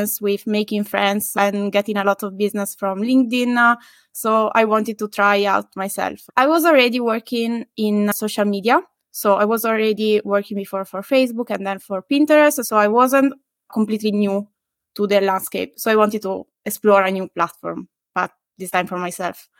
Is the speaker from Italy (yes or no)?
yes; Italy; English is a second language; moved away as an adult; also born or lived in Glasgow / Lisbon / Paris; now in Madrid, Spain; I'm Italian